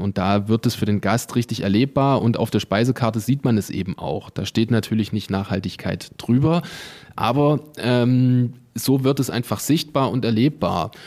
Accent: Eisenach, Thuringia, Germany; moved away as an adult; also born or lived in Calw district, Baden-Württemberg; now in Calw, Germany; Ich komme ursprünglich aus Thüringen, also aus dem Thüringer Wald sozusagen, aus der schönen Stadt Eisenach, bin aber schon zehn Jahre hier im Landkreis Kalf

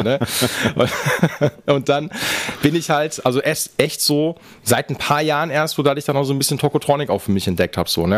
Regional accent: Essen, North Rhine-Westphalia, Germany; ich komme aus dem Norden

